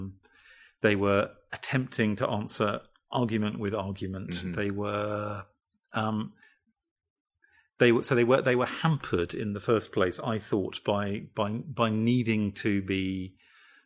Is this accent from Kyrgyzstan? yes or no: no; United Kingdom; I'm British and male and of a certain generation